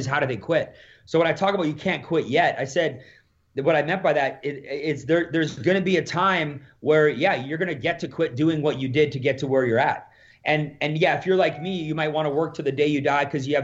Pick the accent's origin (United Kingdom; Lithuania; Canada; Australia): Canada; Alberta; So I'm from Alberta here